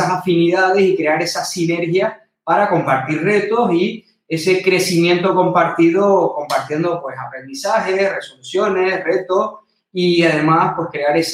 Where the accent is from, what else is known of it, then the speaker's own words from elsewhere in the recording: Canary Islands, Spain; mi tierra, las Islas Canarias